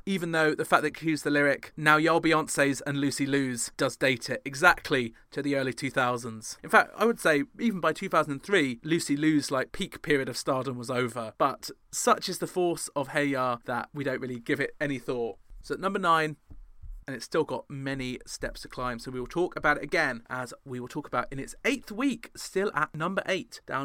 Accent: United Kingdom; being British

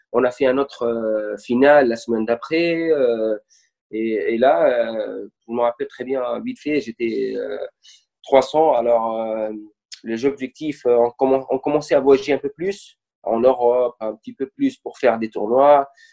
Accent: Bizerte, Bizerte Governorate, Tunisia; je suis de Bizerte, et toute ma famille, ils sont à Bizerte

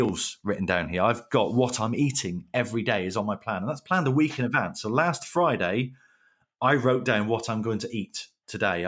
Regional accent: Plymouth, South West England, United Kingdom; So I'm from Plymouth.

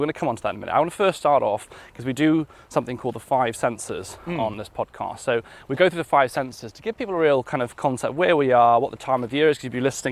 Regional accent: Wales, United Kingdom; I'm from Wales.

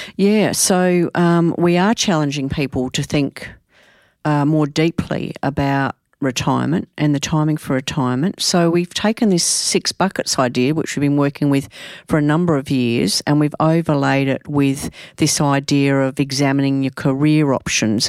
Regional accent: Adelaide, South Australia, Australia; I'm from Adelaide

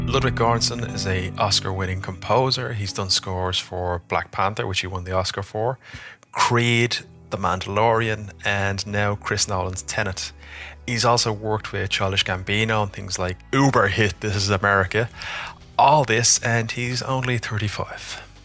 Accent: Ireland; being Irish

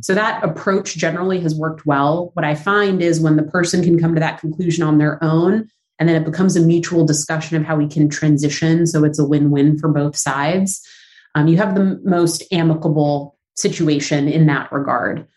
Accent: Los Angeles, California, United States; moved away as an adult; now in New York, United States; I am from Southern California, so the San Fernando Valley, right outside of LA. Technically, a valley girl, if you go by that definition. I uh, moved to New York when I was 19, so I've been in New York a long time, but born and raised in uh, the valley.

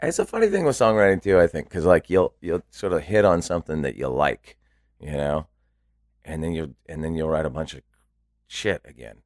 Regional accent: Santa Barbara, California, United States; moved away as an adult; also born or lived in Los Angeles / San Francisco; I grew up in Santa Barbara and then lived in L

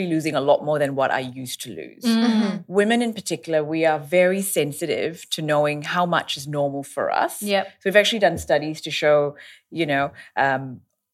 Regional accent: Australia; I'm an Australian dermatologist

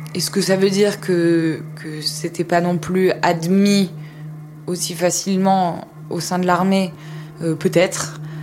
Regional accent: France; en tant que française

